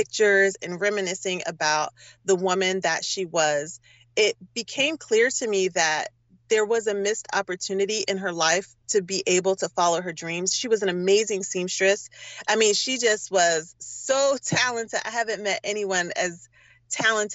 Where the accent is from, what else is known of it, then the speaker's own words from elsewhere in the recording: Durham, North Carolina, United States; moved away as an adult; also born or lived in Philadelphia, Pennsylvania; now in Oakland, United States; originally, I am from North Carolina, from Durham, North Carolina.